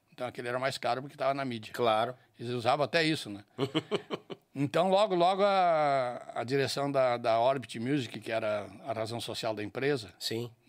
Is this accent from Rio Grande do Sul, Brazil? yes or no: yes; Bom Jesus, Rio Grande do Sul, Brazil; moved away as an adult; now in Porto Alegre, Brazil; eu sou natural de Bom Jesus, lá nos Altos Planos de Ei, cima da baridade. serra.